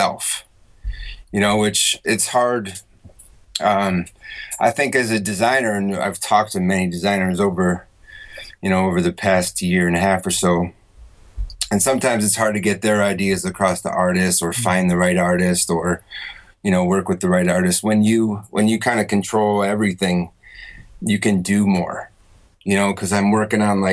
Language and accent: English; Syracuse, New York, United States; also born or lived in North Carolina / Australia; now in Taiwan; I'm from New York, Syracuse, New York. And then I moved like to North Carolina and I went to Europe